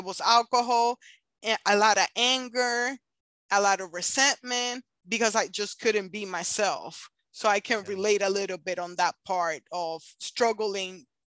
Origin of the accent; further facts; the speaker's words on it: Puerto Rico; moved away; It wasn't until like I moved over here from Puerto Rico, and it was wild after that.